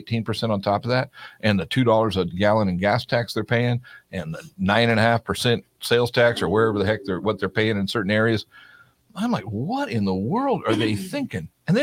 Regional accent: California, United States; moved away; also born or lived in Florida; I was born in California

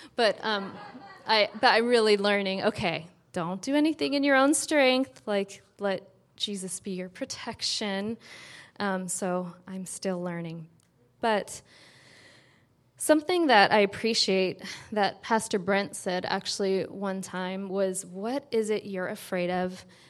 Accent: San Francisco, California, United States; growing up in San Francisco, spending half the time there at my dad's

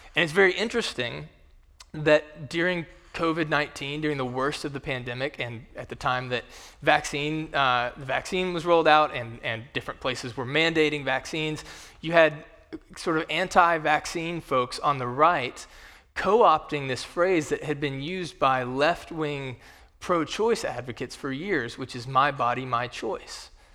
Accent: Kentucky, United States; in my home state, in the state of Kentucky

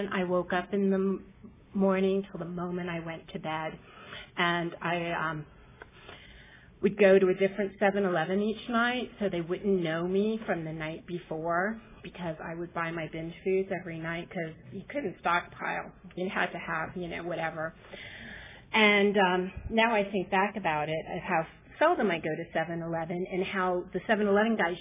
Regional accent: New Orleans, Louisiana, United States; now in Long Beach, United States; I'm originally from New Orleans, Louisiana

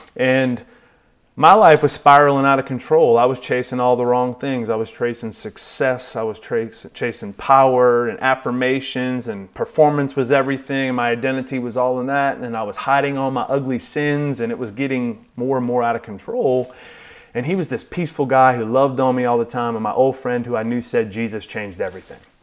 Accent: New Orleans, Louisiana, United States; grew up, like Mark said, in a suburb of New Orleans

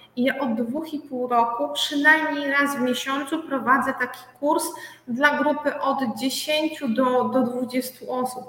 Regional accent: Biała Podlaska, Lublin Voivodeship, Poland; jestem z Białej Podlaskiej

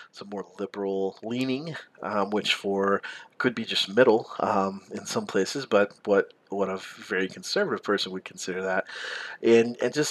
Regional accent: the South, United States; I grew up in the South

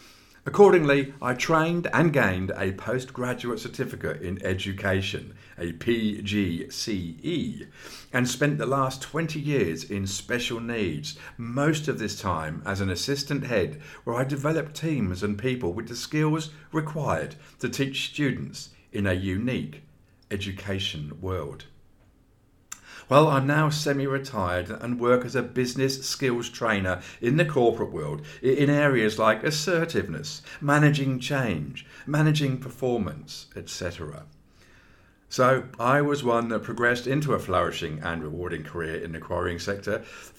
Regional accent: Redruth, South West England, United Kingdom; Born and bred in Redruth, Cornwall, this was my first real time away from my family, friends and my dear rugby club.

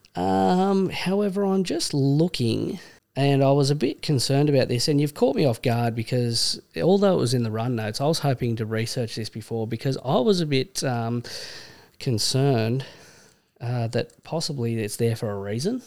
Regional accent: Australia; accent: Australian; also born or lived in Vancouver; as an Australian

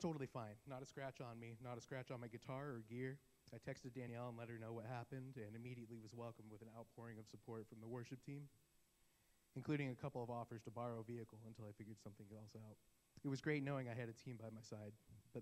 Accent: Arizona, United States; I was born in Arizona to a family that I would describe as lukewarm

